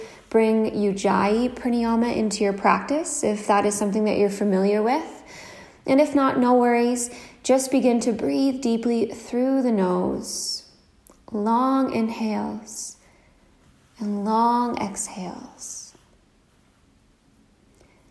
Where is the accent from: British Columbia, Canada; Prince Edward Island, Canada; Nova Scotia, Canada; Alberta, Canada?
Nova Scotia, Canada; now in Copenhagen, Denmark; I'm currently living in Copenhagen, Denmark, but I'm originally from Nova Scotia, Canada.